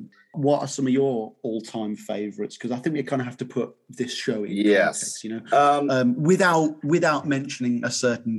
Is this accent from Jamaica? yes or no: no; United Kingdom